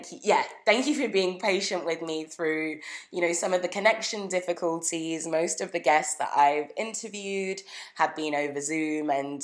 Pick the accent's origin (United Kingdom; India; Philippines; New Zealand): United Kingdom; moved away as an adult; now in Canada; Shout out to my hometown. Thank you everyone in the UK who has listened in. It's, you know, it's been amazing to have that sense of home while, you know, I moved to Canada